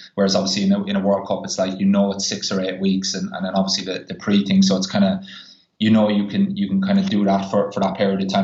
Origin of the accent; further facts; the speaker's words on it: Ireland; moved away; I'm Irish